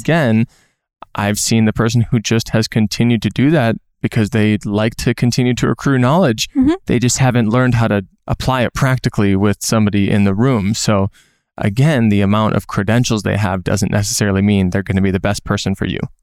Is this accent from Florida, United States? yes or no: no; Minnesota, United States; moved away; I'm from Minnesota